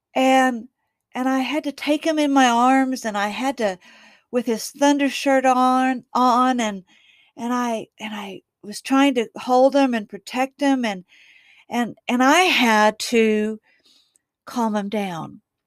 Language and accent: English; Waxahachie, Texas, United States; I kind of live out in the country from my hometown of Waxahachie, Texas.